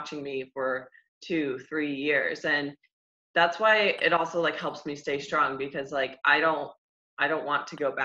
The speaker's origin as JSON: {"language": "English", "region": "Ohio", "country": "United States", "moved": "as an adult", "lives_now": "Tampa, United States", "said": "I'm from the Midwest too, I'm from Ohio"}